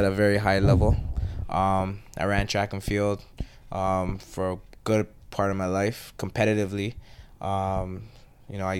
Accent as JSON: {"language": "English", "country": "Canada", "tie": "born or raised there", "also_born_or_lived": "Trinidad and Tobago"}